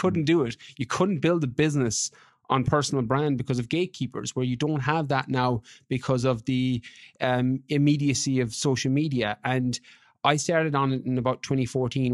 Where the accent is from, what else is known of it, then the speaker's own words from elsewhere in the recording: west of Ireland, Ireland; moved away as an adult; I'm from Ireland originally, from, from the West.